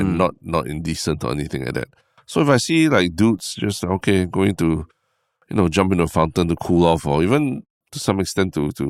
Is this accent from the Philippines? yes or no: no; Singapore; you know, my brain, you know, as a Singaporean, the first thing I always think is like, oh, are we allowed to do this at this fountain?